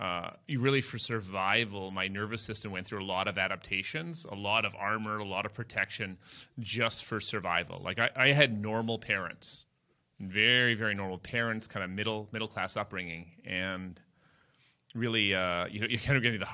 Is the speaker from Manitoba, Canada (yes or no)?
no; Toronto, Ontario, Canada; I grew up in Toronto, Canada